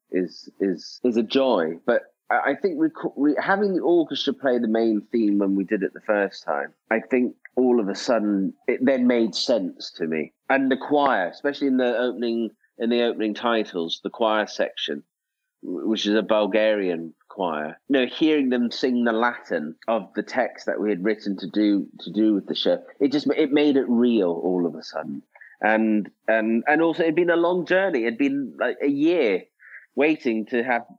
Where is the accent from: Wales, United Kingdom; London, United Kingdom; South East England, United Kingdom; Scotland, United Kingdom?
Scotland, United Kingdom; I am Scottish